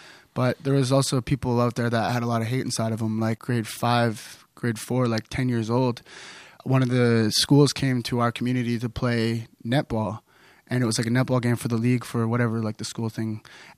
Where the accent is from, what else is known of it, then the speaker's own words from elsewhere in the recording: Kitimat, British Columbia, Canada; So we come from Kitimat Village in Northwest BC, and we live in a reservation about 15 minutes away from the town, and that town was built on industry.